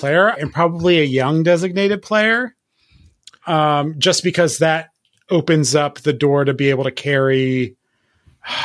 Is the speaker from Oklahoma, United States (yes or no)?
no; Philadelphia, Pennsylvania, United States; born or raised there